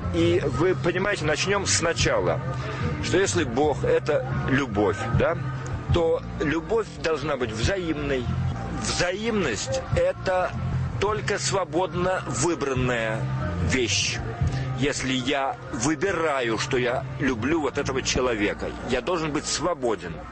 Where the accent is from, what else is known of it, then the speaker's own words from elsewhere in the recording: Moscow, Russia; moved away as an adult; я коренной москвич, на Большом Каретном родился